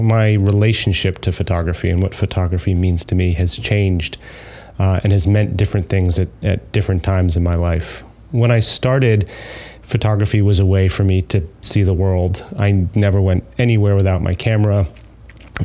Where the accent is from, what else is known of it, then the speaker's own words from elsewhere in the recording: New York, United States; moved away as an adult; also born or lived in Manchester, England; And you can tell by my accent that I'm not from there. I'm from New York